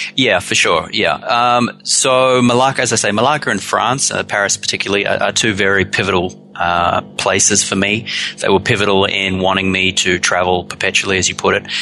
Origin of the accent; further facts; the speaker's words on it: Australia; now in New Zealand; I'm from Australia originally, but I've been in New Zealand long enough to call it home now.